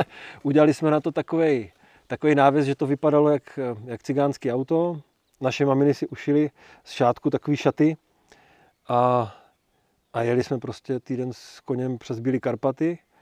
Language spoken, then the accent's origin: Czech; Brno, South Moravian Region, Czechia; já jsem Brňák jako Poleno